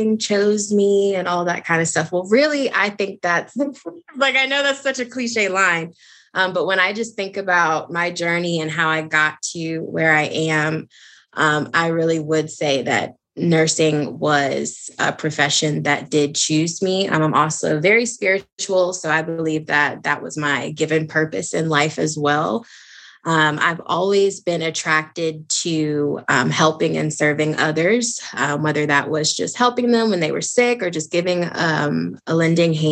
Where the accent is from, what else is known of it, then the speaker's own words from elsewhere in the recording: Maryland, United States; moved away as an adult; now in Atlanta, United States; I am actually originally from Maryland, born and raised, and currently I live in the state of Georgia